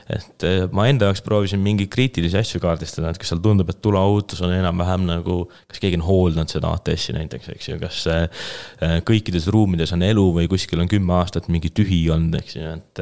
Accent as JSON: {"language": "Estonian", "town": "Keila", "region": "Harju County", "country": "Estonia", "said": "ma olen ise Keilast pärit"}